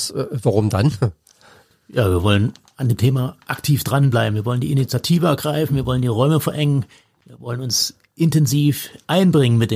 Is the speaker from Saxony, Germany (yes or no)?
yes; Chemnitz, Saxony, Germany; Rabenstein, ein Ortsteil von Chemnitz, äh, meiner Heimatstadt.